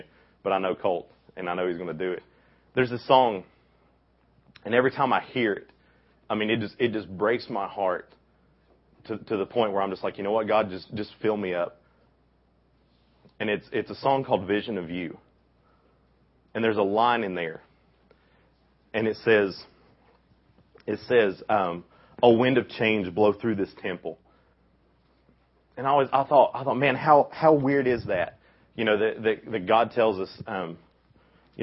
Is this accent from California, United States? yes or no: no; Bristol, Tennessee, United States; I grew up in Bristol.